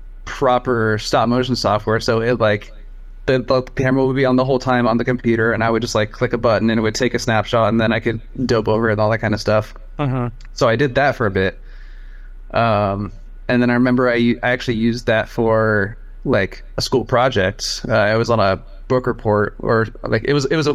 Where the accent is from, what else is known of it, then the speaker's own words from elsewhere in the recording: Portland, Oregon, United States; also born or lived in Taiwan; I was pretty much raised here in Portland and Beaverton, like this area.